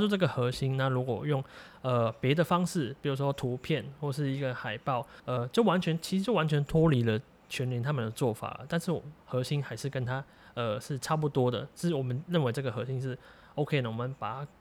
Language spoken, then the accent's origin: Chinese; Macau; now in Taiwan; 因为我本身是澳门人啊。对，流浪在台湾现在